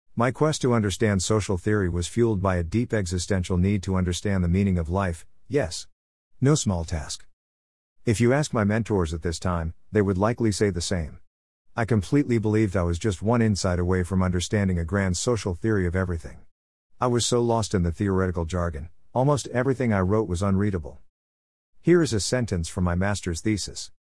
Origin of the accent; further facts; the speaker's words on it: Canada; being Canadian